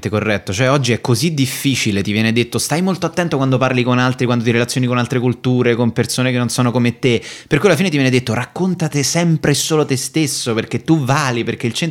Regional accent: Rome, Lazio, Italy; io sono romano

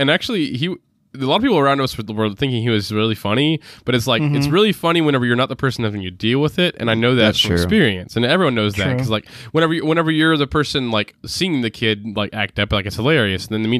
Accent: Texas, United States; yeah, you know, we're all we're from Texas. We brand cows.

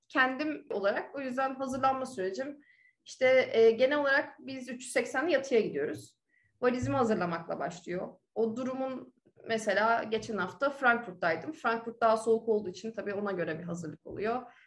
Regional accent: Ankara, Turkey; moved away as an adult; also born or lived in United States; now in Dubai, United Arab Emirates; Ankara'da doğdum büyüdüm.

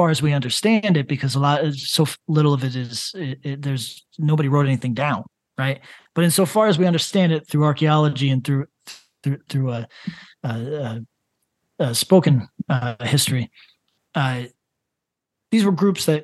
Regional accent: Northeast of the United States, United States; I'm from the Northeast of the United States

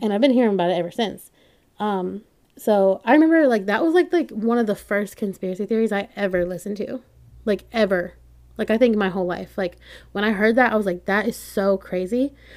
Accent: North Carolina, United States; I'm from North Carolina

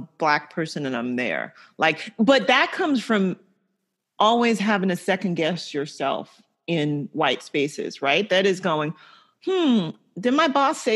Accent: the South, United States; I grew up in the South.

